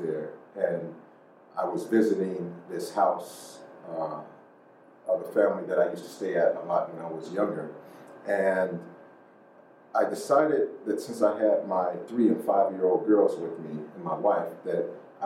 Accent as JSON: {"language": "English", "town": "Pittsburgh", "region": "Pennsylvania", "country": "United States", "tie": "born or raised there", "said": "growing up there"}